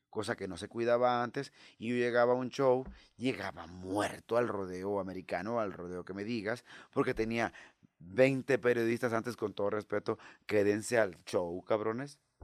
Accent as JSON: {"language": "Spanish", "town": "El Rosario", "region": "Sinaloa", "country": "Mexico", "tie": "born or raised there", "also_born_or_lived": "Mexico City", "moved": "as an adult", "said": "luego llego a Rosario, allá a mi tierra"}